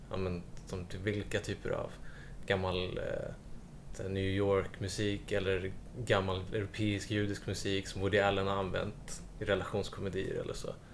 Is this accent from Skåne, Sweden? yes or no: no; Stockholm, Stockholm County, Sweden; Nej, jag är från Aspudden men jag har bott precis där vid Ringside-grillen nu sedan 13 år tillbaka. Men Aspudden är nästan Söder.